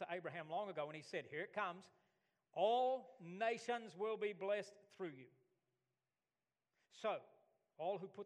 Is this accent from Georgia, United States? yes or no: no; Alabama, United States; moved away as an adult; also born or lived in Australia; I was from Alabama